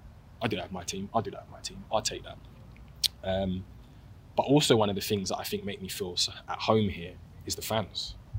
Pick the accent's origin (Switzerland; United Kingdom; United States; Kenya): United Kingdom; London; because Gavin Caddy are also from South London. I'm from South London.